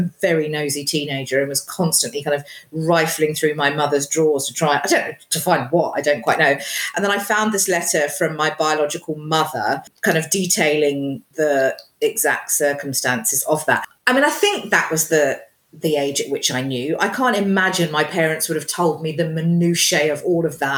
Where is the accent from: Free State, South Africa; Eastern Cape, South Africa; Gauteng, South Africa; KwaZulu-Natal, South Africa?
Gauteng, South Africa; Johannesburg; I was born in Johannesburg in 1980, aging myself horribly.